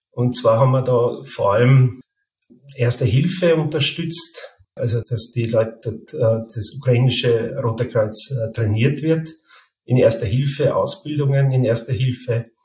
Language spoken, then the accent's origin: German; Carinthia, Austria; now in Vienna, Austria; Also ich bin gebürtiger Kärntner, aber schon seit 20 Jahren jetzt in Wien ansässig. Also ich komme quasi aus dem Grenzgebiet äh, in Kärnten, wo, ich dann auch zweisprachig aufgewachsen bin